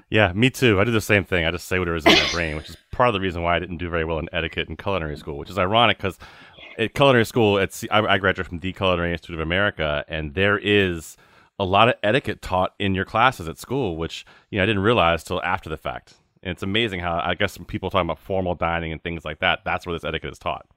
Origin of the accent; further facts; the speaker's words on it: the South, United States; I grew up down south